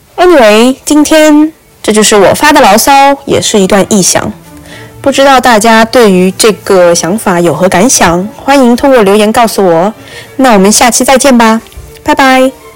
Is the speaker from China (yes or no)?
yes; China; also born or lived in Qatar / Morocco; now in Boston, United States; 因为我是中国人，我就是不习惯在茶里面加糖